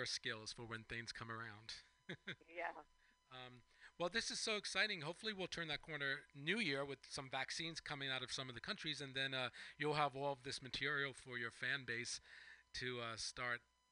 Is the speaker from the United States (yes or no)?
yes; Long Island, New York, United States; I'm from Long Island.